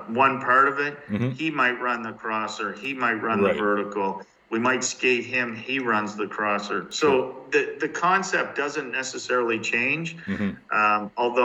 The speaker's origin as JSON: {"language": "English", "town": "Halifax", "region": "Nova Scotia", "country": "Canada", "tie": "born or raised there", "said": "I'm a born and raised guy from Halifax"}